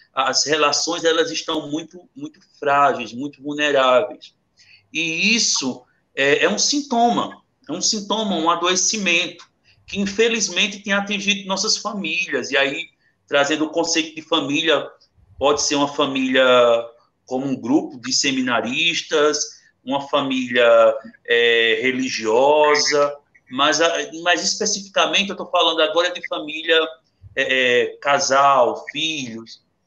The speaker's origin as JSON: {"language": "Portuguese", "town": "Itaquitinga", "region": "Pernambuco", "country": "Brazil", "also_born_or_lived": "Vila do Socorro", "said": "eu sou de Itaquaritinga, do norte, eu moro, minha família é, mora aqui em Vila do Socorro"}